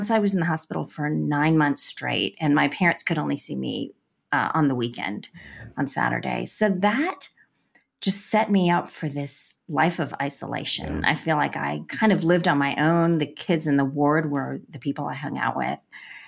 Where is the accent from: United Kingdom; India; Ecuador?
India; born there; Well, I was born in India to Christian parents.